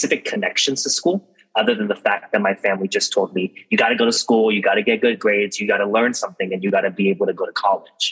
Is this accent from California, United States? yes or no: yes; San Leandro, California, United States; also born or lived in San Diego; I grew up in the Bay Area, specifically a small city named San Leandro